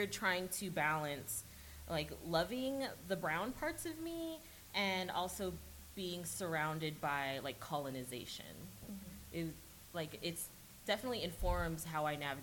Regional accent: California, United States; I grew up in California

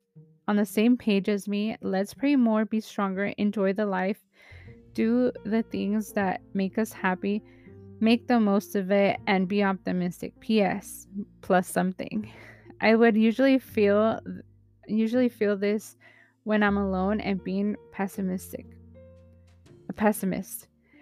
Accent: Philippines; but I'm a Filipino and there's so much more responsibilities

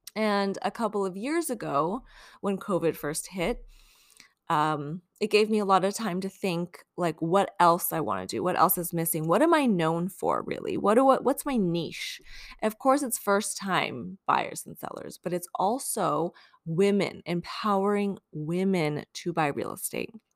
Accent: Long Beach, California, United States; moved away as an adult; also born or lived in Ukraine / Washington, D.C. / Tucson, Arizona; now in San Francisco, United States; I grew up in Long Beach

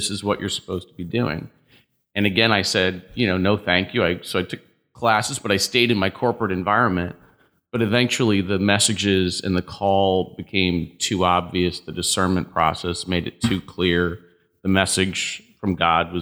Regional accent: Hartford, Connecticut, United States; also born or lived in Marlborough, Connecticut; growing up in Hartford

